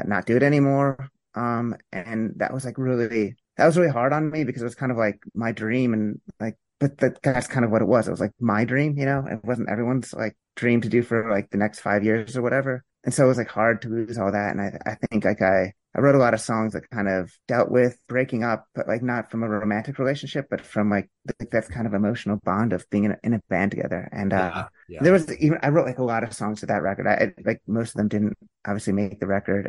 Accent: Pennsylvania, United States; now in Princeton, United States; I'm from Pennsylvania.

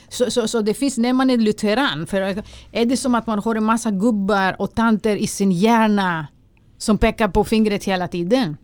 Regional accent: Greece; Swedish is a second language; moved away as an adult; now in Sweden; man lever i en, eh, i en grekisk familj

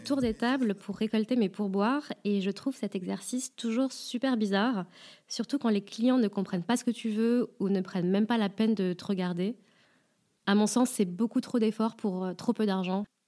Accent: France; je suis française

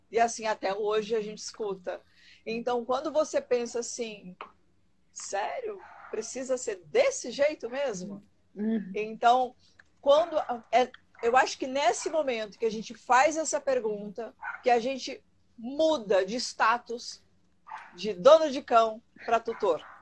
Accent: Rio Grande do Sul, Brazil; now in Brasília, Brazil; É, sou do Rio Grande do Sul, vocês vão sentir de vez em quando um

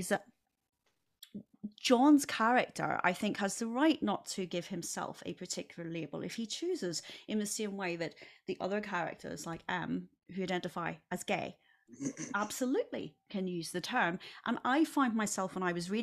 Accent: Northern Ireland, United Kingdom; now in United States; I'm from Northern Ireland

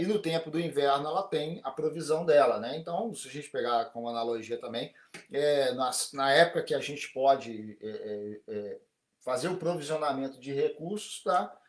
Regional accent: Brazil; now in Japan; como brasileiro no Japão, como dentro da comunidade brasileira no Japão

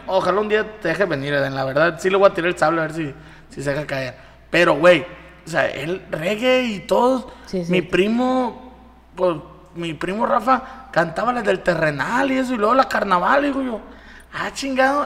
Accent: Mazatlán, Sinaloa, Mexico

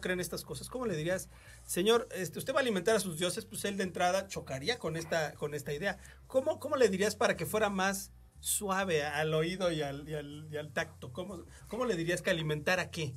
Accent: Mexico; nuestras raíces como mexicanos

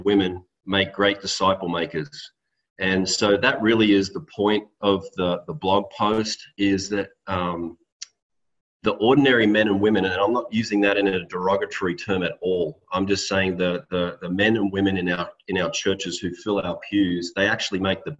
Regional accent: Australia; moved away as an adult; now in Salinas, United States; I grew up in Australia until I was 22 years old and then came over to the United States

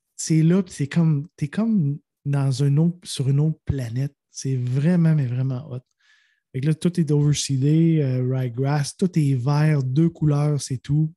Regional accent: Quebec, Canada; je suis touriste, je viens du Québec

